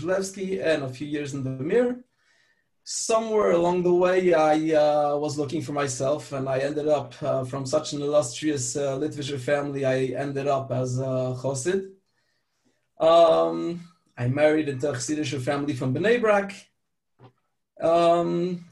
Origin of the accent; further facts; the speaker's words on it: France; also born or lived in Pittsburgh, Pennsylvania, United States; So since age five, I lived in France. That's where I grew up